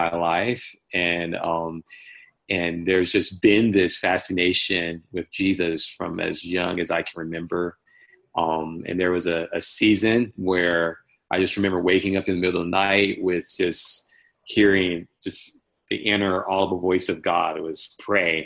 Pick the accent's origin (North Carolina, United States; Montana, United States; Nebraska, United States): North Carolina, United States; Washington; born and raised in Eastern North Carolina, a small town called Washington, North Carolina